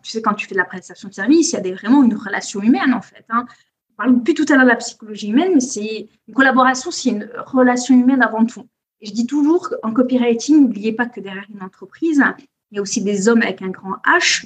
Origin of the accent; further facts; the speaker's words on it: Corsica, France; now in Biarritz, France; je suis née, j'ai grandi en Corse